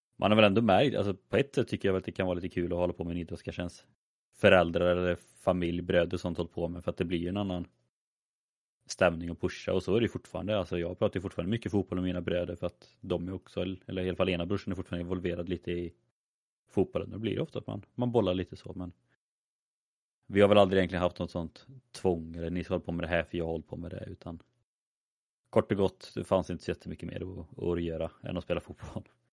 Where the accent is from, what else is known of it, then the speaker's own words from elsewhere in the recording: a small village outside Skövde, Västra Götaland, Sweden; där jag är ifrån, det var ju man gick i skolan på dagen, man spelade fotboll på kvällen. Alltså, det var ju så det som fanns att göra. Eh, I en liten by där utanför Skövde.